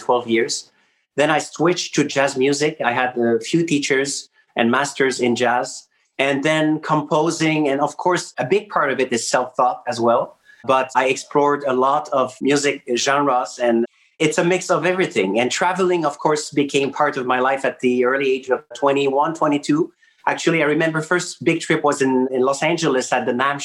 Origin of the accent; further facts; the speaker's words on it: Quebec City, Quebec, Canada; I was born in Quebec City, and actually I was born in the suburb. And then I would say 14 years ago, I moved to the old Quebec